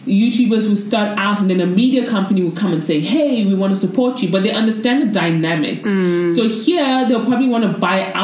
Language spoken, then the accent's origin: English; Nigeria; now in South Africa; I'm Nigerian in South Africa